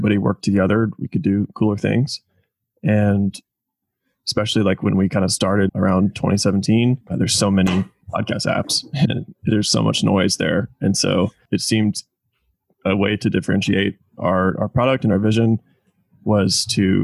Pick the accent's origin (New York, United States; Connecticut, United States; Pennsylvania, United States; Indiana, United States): Indiana, United States; moved away as an adult; also born or lived in Jacksonville, Florida / Kentucky; now in Oklahoma City, United States; I grew up in Indiana